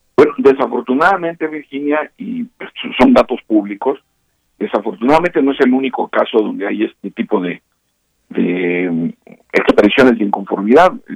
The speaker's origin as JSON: {"language": "Spanish", "country": "Mexico"}